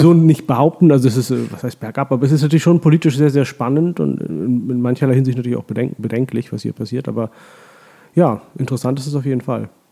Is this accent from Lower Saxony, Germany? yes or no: yes; Hollern-Twielenfleth, Lower Saxony, Germany; moved away as an adult; also born or lived in Oldenburg / Hamburg / Heilbronn / Pakistan; now in Vienna, Austria; Meine Eltern sind ja, kurz genau. nach meiner Geburt dann äh, umgezogen in ein Dorf im alten Land äh, vor den Toren Hamburgs, das heißt Holland-Wielenfleet